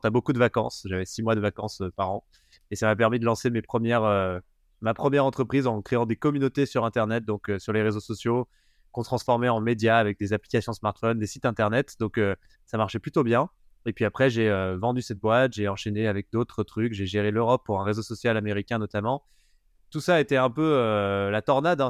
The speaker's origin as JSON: {"language": "French", "area": "Haut-Doubs", "region": "Bourgogne-Franche-Comté", "country": "France", "said": "Je viens d'un petit village euh, de 200 habitants euh, dans le haut budget"}